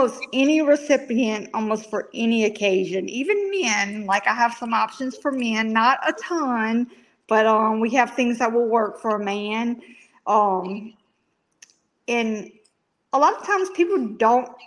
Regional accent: Louisiana, United States; also born or lived in Birmingham, Alabama; now in Tuscaloosa, United States; I'm from Louisiana

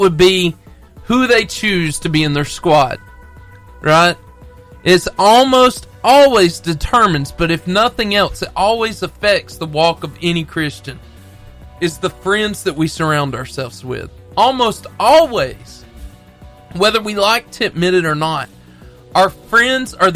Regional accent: Arab, Alabama, United States; me and Brad, we're from Arab

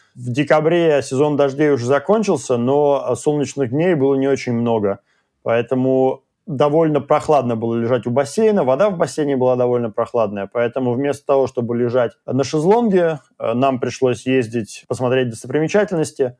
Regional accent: Russia; now in Sydney, Australia; мы из России

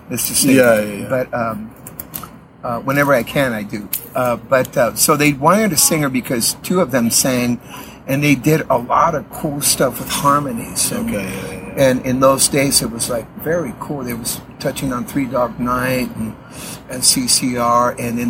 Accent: San Diego, California, United States; born there; I'm a U.S. citizen. I was born in San Diego.

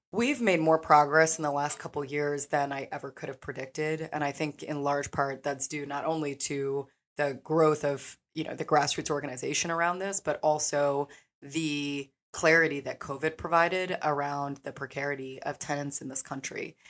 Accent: Kansas City, Missouri, United States; So I came back home to do thesis research my senior year on evictions in Kansas City.

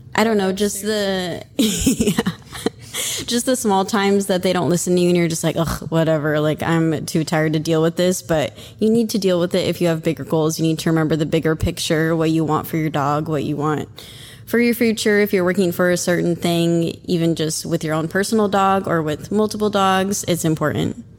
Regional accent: Oregon, United States; now in Florida, United States; I'm from Oregon, but I live in Florida

